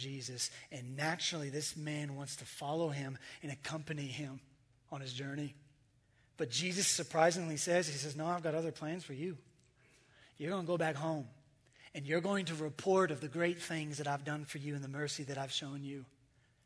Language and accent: English; United States; I'm American